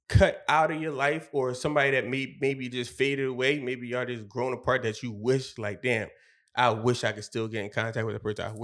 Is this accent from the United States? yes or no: yes; Philadelphia, Pennsylvania, United States; We all from different places. I'm from Wynnefield, and uh, one from 49th Street, one from 60th Street